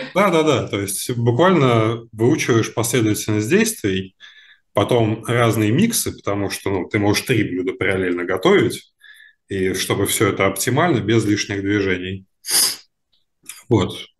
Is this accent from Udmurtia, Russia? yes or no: no; Moscow Oblast, Russia; moved away; also born or lived in Saint Petersburg; я из Подмосковья в Питере жил все это время